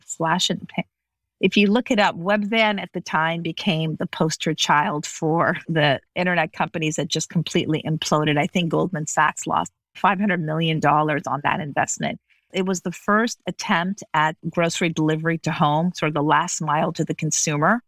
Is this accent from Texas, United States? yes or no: no; Las Vegas, Nevada, United States; also born or lived in Los Angeles / Beirut; I grew up in Las Vegas.